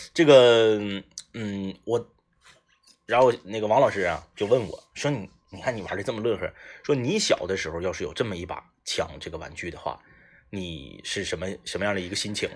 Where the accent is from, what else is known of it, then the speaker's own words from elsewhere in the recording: Liaoning, China; 我们老家，辽宁老家的农村